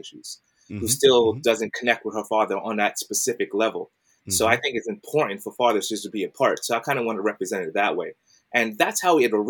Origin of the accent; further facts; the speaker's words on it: New York City, New York, United States; I'm from Brooklyn. I grew up in Brooklyn.